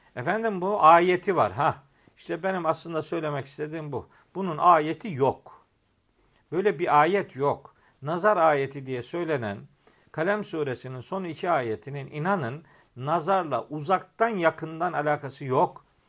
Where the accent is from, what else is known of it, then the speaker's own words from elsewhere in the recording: Eastern Black Sea, Black Sea Region, Turkey; Bizim oralarda çok anlatılır bu memlekette, Trabzon'da, Rize'de